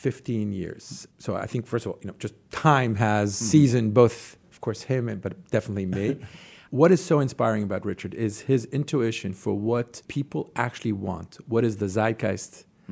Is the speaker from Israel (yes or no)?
yes; Jerusalem, Jerusalem District, Israel; moved away as an adult; also born or lived in New York City; I grew up in Jerusalem, in Israel.